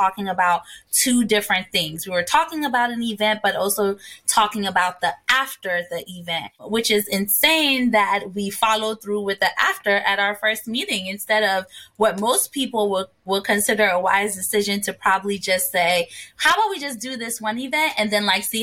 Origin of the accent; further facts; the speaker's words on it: Ghana; moved away; also born or lived in New Jersey, United States / Washington, D.C., United States; So I was born and raised in Ghana. And when I moved to the States, I became a Jersey girl